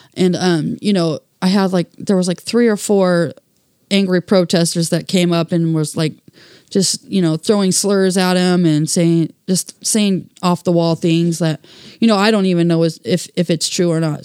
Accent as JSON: {"language": "English", "town": "Portland", "region": "Oregon", "country": "United States", "tie": "born or raised there", "said": "friends that I grew up here with in Saint John's"}